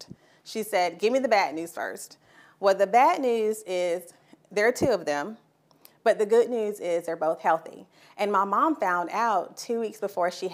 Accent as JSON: {"language": "English", "town": "Sumter", "region": "South Carolina", "country": "United States", "tie": "born or raised there", "said": "born and raised in Sumter"}